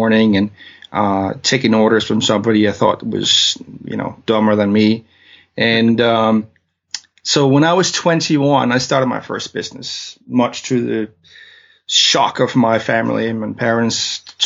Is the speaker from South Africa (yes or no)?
no; Denmark; English is a second language; now in London, United Kingdom; I'm from Denmark, hence my weird accent.